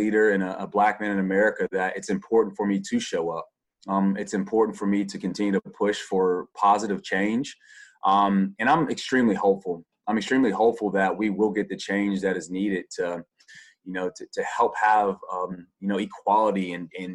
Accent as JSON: {"language": "English", "region": "the South", "country": "United States", "tie": "born or raised there", "said": "I grew up in the South, and racial issues for me were just so normal"}